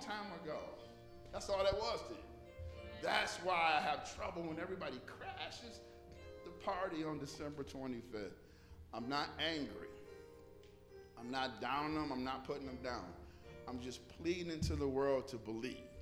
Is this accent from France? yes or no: no; Detroit, Michigan, United States; growing up in Detroit, West Side, whoop, whoop. off of Seven Mile